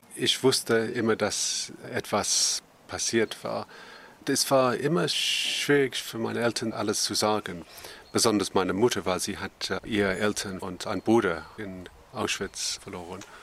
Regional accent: Northern England, United Kingdom; German is a second language; wir hatten immer Tannenbaum als Kind in Nordengland

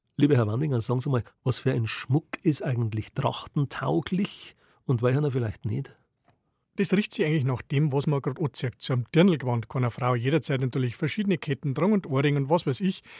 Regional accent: Bavaria, Germany; bei uns in Bayern

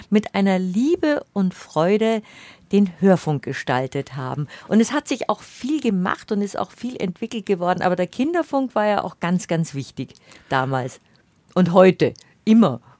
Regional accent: Bavaria, Germany; damit sind wir, Sabine, in Bayern einfach aufgewachsen

